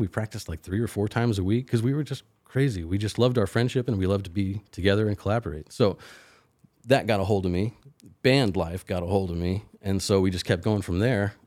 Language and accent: English; Willisville, Illinois, United States; I grew up, uh, uh, thirty miles or so northwest of Carbondale on a farm outside of Willisville, Illinois